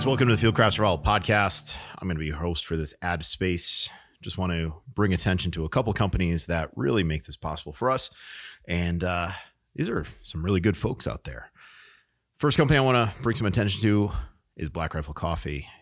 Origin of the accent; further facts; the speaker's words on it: New England, United States; moved away; I was born in New England